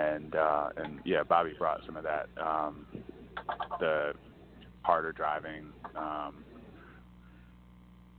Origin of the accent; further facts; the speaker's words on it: Washington, District of Columbia, United States; also born or lived in the western US; now in Philadelphia, United States; I grew up in D.C.